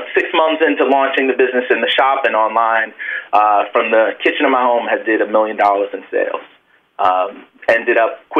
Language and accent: English; New Jersey, United States; also born or lived in Brooklyn; I'm a Jersey boy. I was born in Brooklyn, but yes, a Jersey boy.